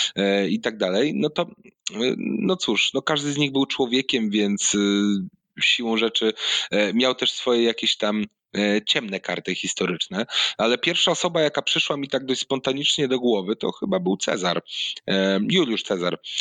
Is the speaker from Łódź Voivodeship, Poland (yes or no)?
no; Gdynia, Pomeranian Voivodeship, Poland; also born or lived in Mosty; Ja oryginalnie nie pochodzę z Gdańska, pochodzę z y, Gdyni